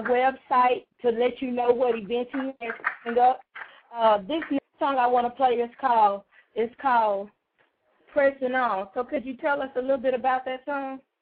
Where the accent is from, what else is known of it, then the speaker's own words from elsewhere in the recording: Houston, Texas, United States; also born or lived in Atlanta, Texas; I come from Atlanta, Texas, but I tell them, you know, I was raised in South Park